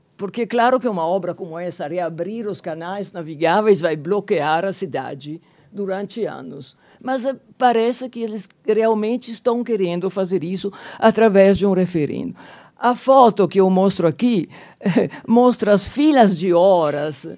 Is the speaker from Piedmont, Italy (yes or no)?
no; Genoa, Liguria, Italy; moved away; E aí chego a Gênova, minha cidade natal, 1970, 73